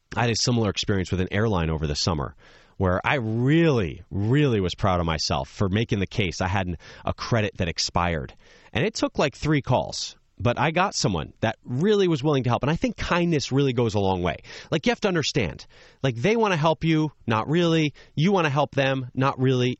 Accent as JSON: {"language": "English", "region": "New Jersey", "country": "United States", "tie": "born or raised there", "said": "my Friday nights growing up in New Jersey"}